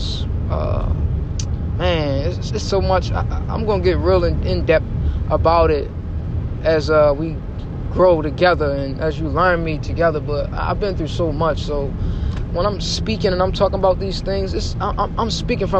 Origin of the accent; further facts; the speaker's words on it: Baltimore, Maryland, United States; I'm from Baltimore, Maryland. The heart of the city, the tough grit city. I've seen a lot growing up.